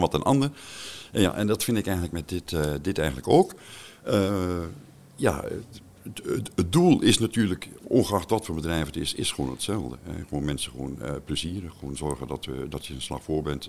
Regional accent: Staphorst, Overijssel, Netherlands; moved away as an adult; also born or lived in south of the Netherlands; geboren in Staphorst, al heel 28 jaar geleden verhuisd naar het eh, zuiden van het land

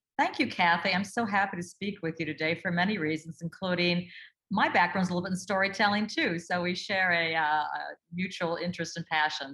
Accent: Duluth, Minnesota, United States; I grew up in Duluth, Minnesota

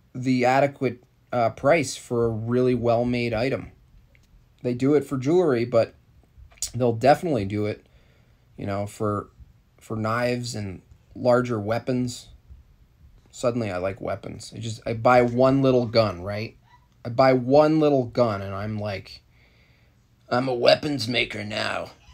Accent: New York, United States; I'm from New York State

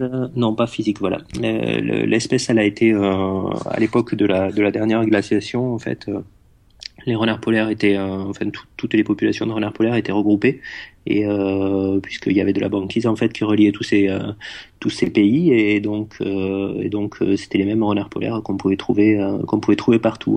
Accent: France; je suis né euh, dans les Pyrénées, dans un petit village un petit village des Pyrénées

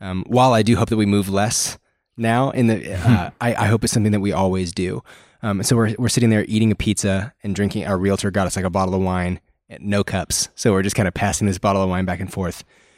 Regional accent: Canada; I am from the Great White North nation of Canada.

